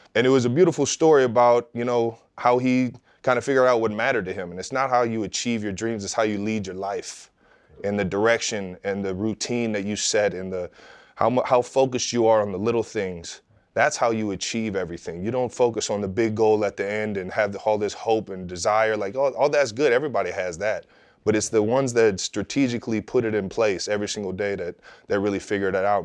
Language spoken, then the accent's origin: English; Cleveland Heights, Ohio, United States; growing up in Cleveland Heights, you got such a melting pot of people